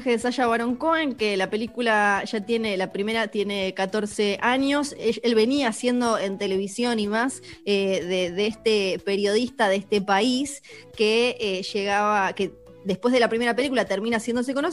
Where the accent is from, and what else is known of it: Argentina